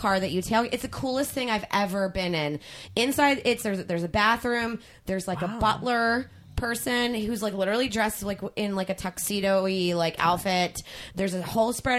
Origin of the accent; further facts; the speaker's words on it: East Coast, United States; moved away as an adult; also born or lived in Clemson, South Carolina; I'm from the East Coast